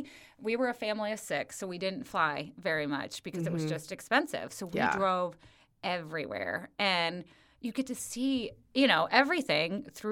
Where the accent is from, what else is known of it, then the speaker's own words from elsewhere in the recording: Wyoming, United States; born there; So we, like I said, I was born in Wyoming.